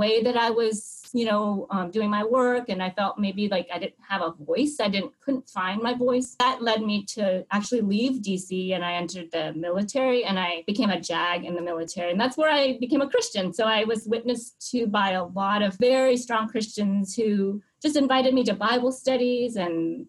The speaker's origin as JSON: {"language": "English", "town": "Hue", "region": "Thua Thien Hue", "country": "Vietnam", "tie": "born or raised there", "moved": "yes", "lives_now": "United States", "said": "I was born in Hue, Vietnam, which is the central part of Vietnam"}